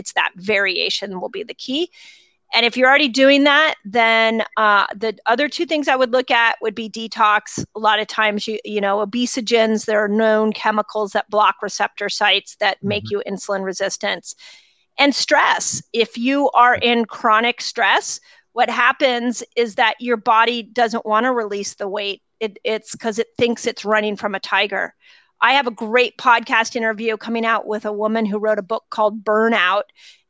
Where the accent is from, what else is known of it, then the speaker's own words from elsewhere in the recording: Malibu, California, United States; also born or lived in Sunset Mesa; First thing I have to tell you is I grew up in Malibu. And I grew up in, Lynn, I grew up in Sunset Mesa. I went to Malibu Park Junior High. I went to Webster.